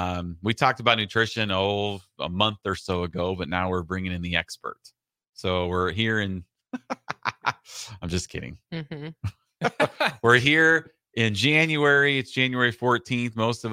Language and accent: English; Iowa, United States; born or raised there